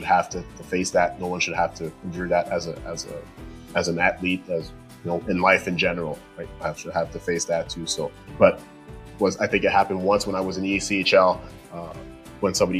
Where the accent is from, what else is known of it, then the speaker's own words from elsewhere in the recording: La Prairie, Quebec, Canada; my hometown in La Prairie in Montreal, close to Montreal there.